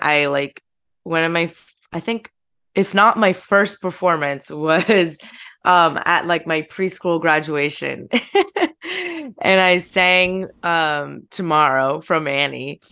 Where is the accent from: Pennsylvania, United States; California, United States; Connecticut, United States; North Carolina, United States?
Pennsylvania, United States; the Poconos; moved away as an adult; now in New York, United States; my hometown's, like, a very small town. Like, I'm from the Poconos